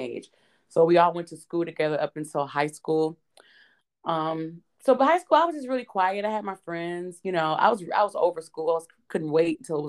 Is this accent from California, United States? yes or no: no; Detroit, Michigan, United States; also born or lived in Los Angeles; growing up in Detroit